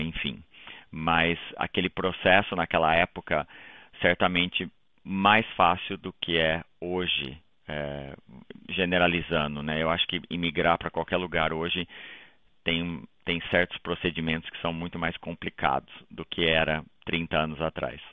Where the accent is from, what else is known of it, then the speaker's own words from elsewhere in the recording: Taquarituba, São Paulo, Brazil; moved away as an adult; now in Toronto, Canada; Eu sou de Taquarituba, como você falou, no interior de São Paulo, uma cidadezinha lá